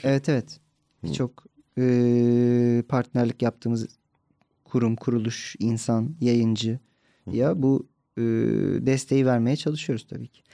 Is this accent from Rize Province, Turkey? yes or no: no; İzmir, Turkey; moved away; kendi memleketim